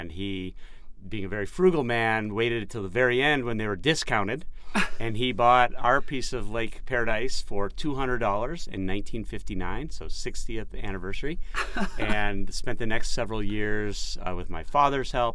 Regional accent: Chicago, Illinois, United States; I grew up outside of Chicago.

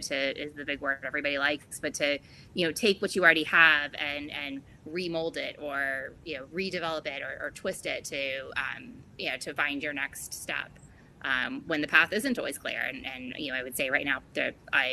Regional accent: East Coast, United States; now in Florida, United States; I grew up on the East Coast

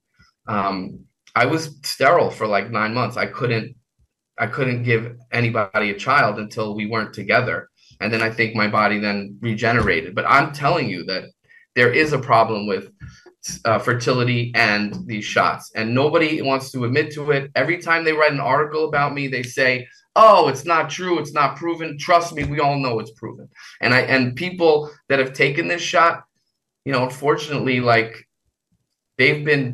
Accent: New York City, New York, United States; I'm from Queens

